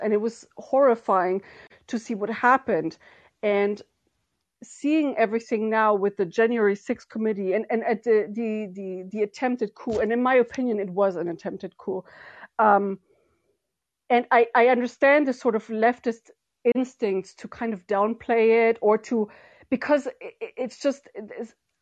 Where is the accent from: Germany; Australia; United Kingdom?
Germany; now in Ireland; somebody who's grown up and went to elementary school, kindergarten, everything, you know, in Germany